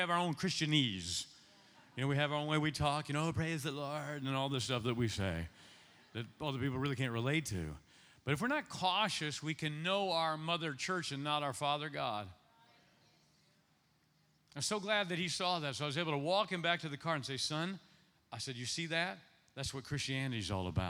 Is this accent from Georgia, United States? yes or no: no; Ohio, United States; now in Nashville, United States; I'm Ohio, born and raised in Ohio